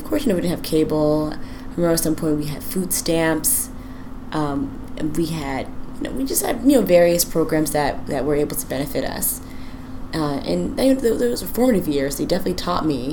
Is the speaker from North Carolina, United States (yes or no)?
yes; rural northeastern North Carolina, United States; also born or lived in Suffolk, Virginia / Portsmouth, Virginia; now in Washington, D.C., United States; We were from rural northeastern North Carolina